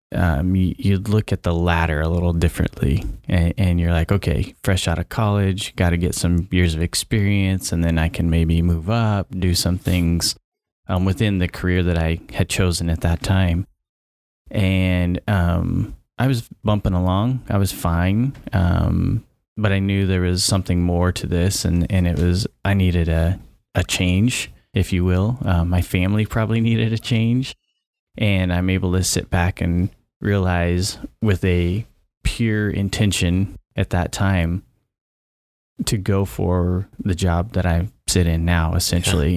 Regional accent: Vale, Oregon, United States; also born or lived in Polk County, Oregon; I grew up in Oregon, so I've never lived outside of Oregon. However, where I grew up, I was on the Idaho border

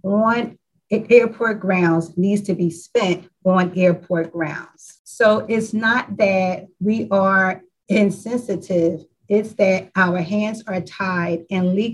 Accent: Philadelphia, Pennsylvania, United States; also born or lived in Eastwick, Philadelphia / Roxborough, Philadelphia; I was born and raised in Southwest Philadelphia.

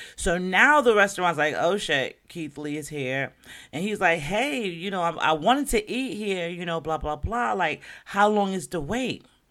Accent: Jamaica; now in Florida, United States; I'm Jamaican

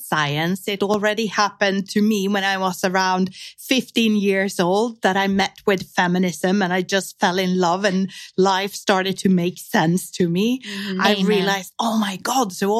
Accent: Sweden; I was growing up in Sweden.

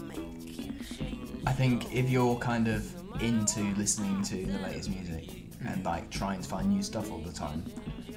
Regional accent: the north of England, United Kingdom; I'm from the North

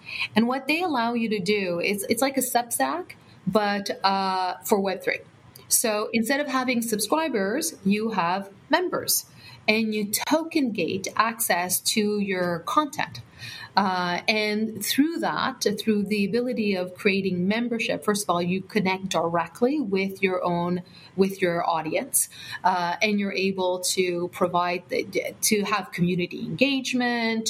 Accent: Canada; We're Canadian

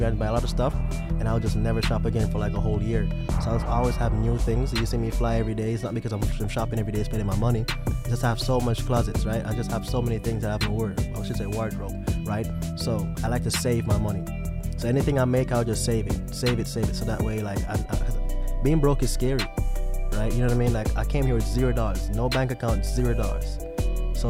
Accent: Kingston, Jamaica; moved away as an adult; now in New York, United States; I grew up in Kingston 11

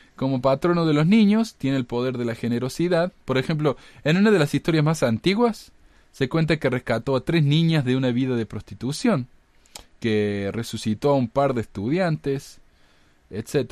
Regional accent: Córdoba, Argentina; ahí en mi ciudad natal de Córdoba

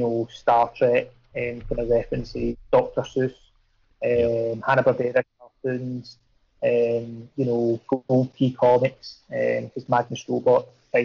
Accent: Ayrshire, Scotland, United Kingdom; There wasn't any comic shops down where I was. I grew up in Ayrshire

